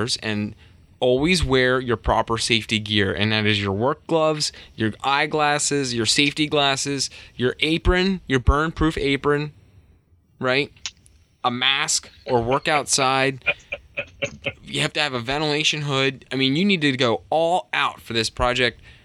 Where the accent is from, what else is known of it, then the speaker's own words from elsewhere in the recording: United States; I'm not very confident in anything but English because I'm lazy American